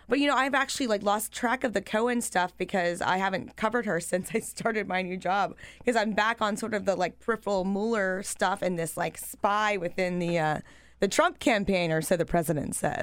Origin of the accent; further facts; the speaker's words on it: Pennsylvania, United States; my home state of Pennsylvania